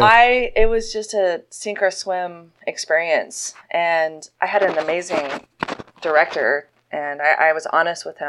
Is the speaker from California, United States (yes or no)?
no; Montana, United States; moved away as an adult; also born or lived in Los Angeles / San Francisco; now in Austin, United States; I was born and raised in Montana